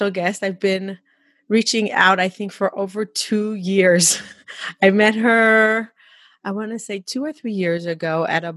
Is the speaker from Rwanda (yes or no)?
no; Israel; now in United States; I'm Orthodox from Israel. I grew up in a family of six.